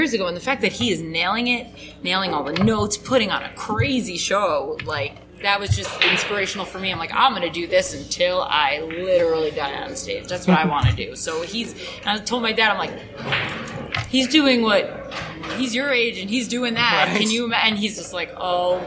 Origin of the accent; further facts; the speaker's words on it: New York City, New York, United States; moved away as an adult; now in New Jersey, United States; I was born in New York City and then grew up around there a little bit